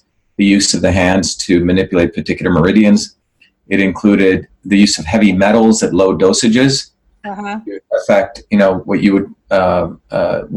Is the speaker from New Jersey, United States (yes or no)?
yes; New Jersey, United States; born or raised there; also born or lived in Mumbai, India / South India